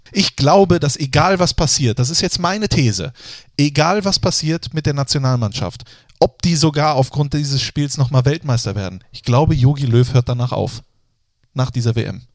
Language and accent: German; Germany